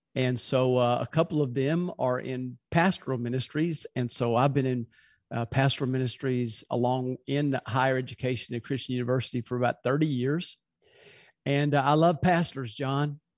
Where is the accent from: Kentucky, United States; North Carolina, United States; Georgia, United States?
Kentucky, United States; Louisville; now in Birmingham, United States; originally I'm from Louisville, Kentucky, and we live in Birmingham now